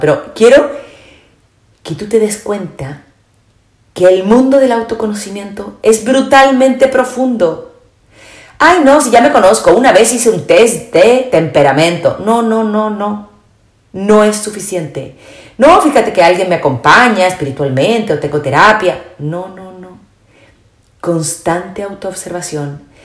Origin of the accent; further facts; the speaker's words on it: Chile; moved away as an adult; also born or lived in Spain; soy chilena, viví muchos años en España